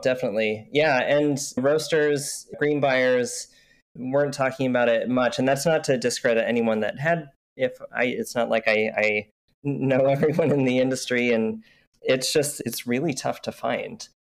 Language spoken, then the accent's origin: English; Utah, United States; also born or lived in Oregon; now in Portland, United States; I grew up in Utah where you couldn't drink coffee